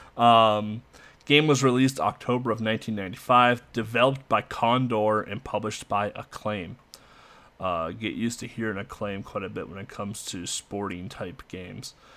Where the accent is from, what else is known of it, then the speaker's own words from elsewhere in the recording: United States; Being an American